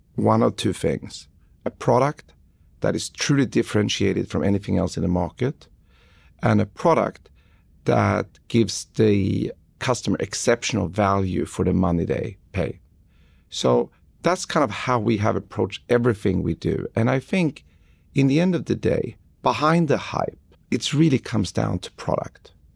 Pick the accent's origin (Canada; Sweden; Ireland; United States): Sweden; Stockholm, Stockholm County; moved away; Sweden, where I grew up in Stockholm in, in the early 90s